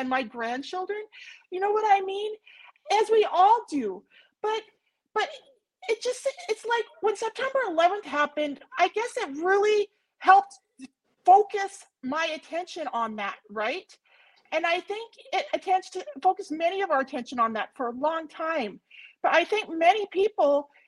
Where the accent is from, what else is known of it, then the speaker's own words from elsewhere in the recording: United States; I'm an American